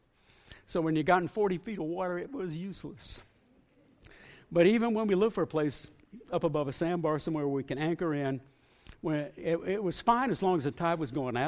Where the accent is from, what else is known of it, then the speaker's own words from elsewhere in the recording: northeast Florida, United States; moved away as an adult; also born or lived in northwest Arkansas; I grew up with boats on the Atlantic Ocean in northeast Florida